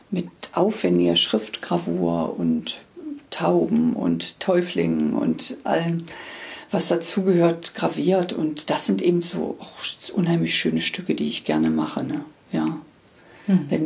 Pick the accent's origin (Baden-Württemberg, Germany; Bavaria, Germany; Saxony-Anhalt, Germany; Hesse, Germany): Saxony-Anhalt, Germany; Magdeburg; born there; Ich komme ja aus Magdeburg gebürtig und da gab es eine, eine, eine Firma, die eben diese Prägestempel und Prägeschriften herstellte.